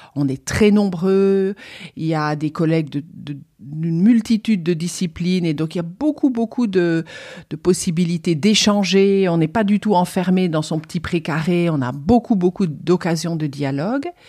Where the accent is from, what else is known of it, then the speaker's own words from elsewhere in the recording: Liège, Wallonia, Belgium; moved away as an adult; also born or lived in Germany / Rome, Italy; now in Toulouse, France; j'ai eu la chance d'avoir au lycée, c'était en Belgique, je suis belge d'origine. C'était à Liège